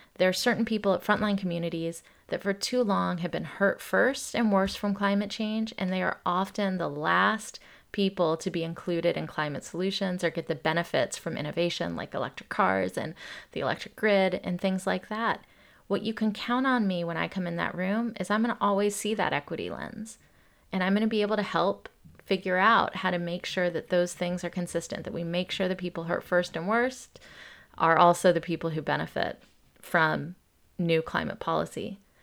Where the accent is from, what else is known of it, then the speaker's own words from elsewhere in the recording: Atlanta, Georgia, United States; When I grew up in Atlanta, Georgia, it's a black and white South, and I came from Indian immigrant parents.